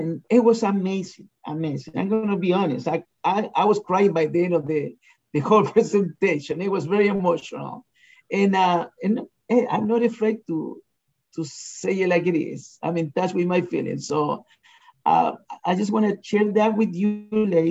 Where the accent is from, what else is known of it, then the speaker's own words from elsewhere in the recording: Chile; now in United States; I'm originally from Chile